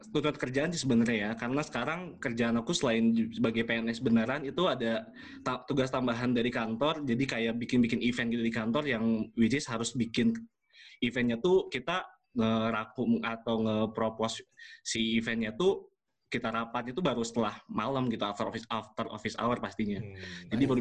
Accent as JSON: {"language": "Indonesian", "town": "Jatinangor", "region": "West Java", "country": "Indonesia", "tie": "born or raised there", "said": "gue jadi salah satu orang Nangor yang masih bertahan di Nangor gitu"}